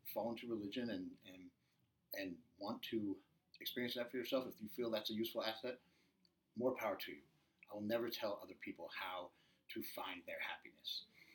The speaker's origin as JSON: {"language": "English", "region": "Midwest", "country": "United States", "moved": "yes", "lives_now": "Orange County, United States", "said": "I'm originally from the Midwest"}